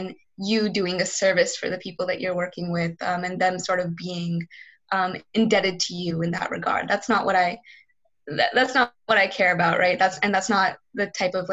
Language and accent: English; Charlotte, North Carolina, United States; I grew up in South Charlotte